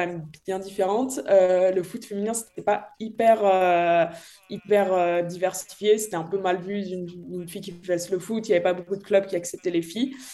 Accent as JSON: {"language": "French", "town": "Dardilly", "region": "Auvergne-Rhône-Alpes", "country": "France", "tie": "born or raised there", "said": "je viens de Lyon, donc euh, un petit peu à côté à Dardy pour, pour les connaisseurs, donc c'est un petit peu la campagne"}